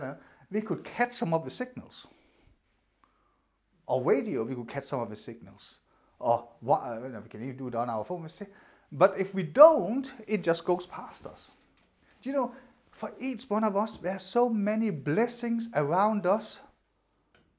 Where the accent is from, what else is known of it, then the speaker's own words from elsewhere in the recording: Denmark; English is a second language; moved away; when I grew up in Denmark, we don't have school uniforms